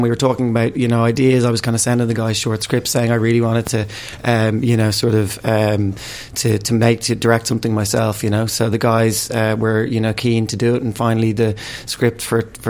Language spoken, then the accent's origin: English; Dublin, Leinster, Ireland; moved away as an adult; also born or lived in London; I'm from Dublin